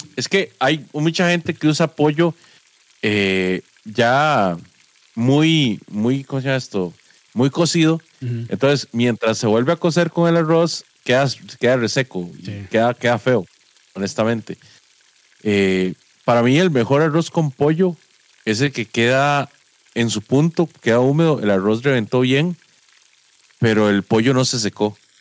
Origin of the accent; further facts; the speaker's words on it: Guápiles, Limón, Costa Rica; moved away as an adult; also born or lived in San José / Heredia; Yo crecí en Guapiles y, digamos, me, vine a estudiar a San José, pero rápido me fui para Heredia